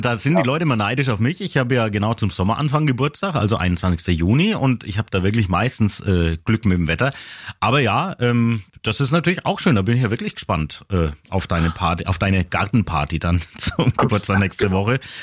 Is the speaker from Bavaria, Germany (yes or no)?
yes; Küps, Bavaria, Germany; meine Heimat, über Küps